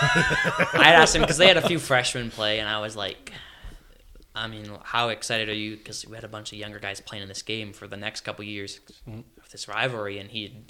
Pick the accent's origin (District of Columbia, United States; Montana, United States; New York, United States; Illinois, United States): Montana, United States; Bozeman; I grew up around Bozeman